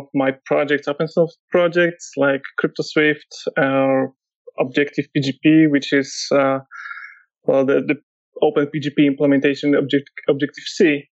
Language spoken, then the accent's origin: English; Warsaw, Masovian Voivodeship, Poland; Yeah, so I'm from Poland, Warsaw.